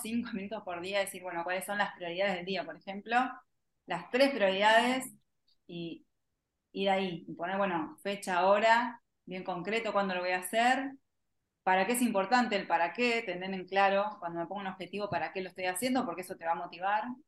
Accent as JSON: {"language": "Spanish", "country": "Argentina", "said": "como le decimos acá en Argentina"}